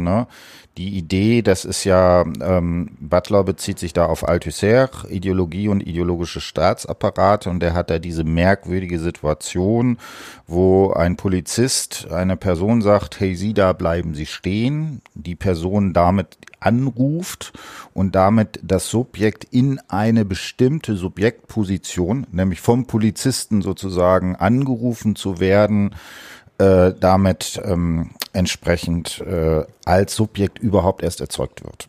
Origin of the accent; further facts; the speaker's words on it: Osnabrück, Lower Saxony, Germany; ich komme auch aus Osnabrück